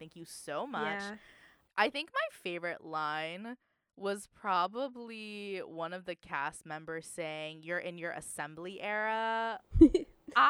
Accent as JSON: {"language": "English", "area": "Orange County", "region": "California", "country": "United States", "said": "I'm from Orange County"}